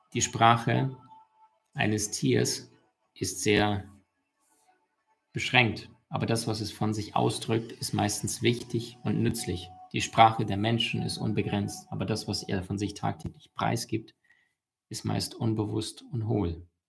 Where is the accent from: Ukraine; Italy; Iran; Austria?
Ukraine; moved away; also born or lived in Russia; ich bin in Russland geboren und in der Ukraine aufgewachsen